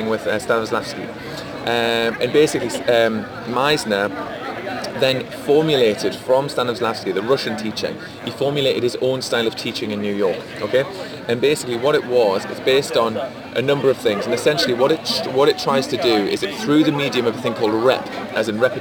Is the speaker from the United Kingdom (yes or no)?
yes; Geordie, North East England, United Kingdom; from being a Geordie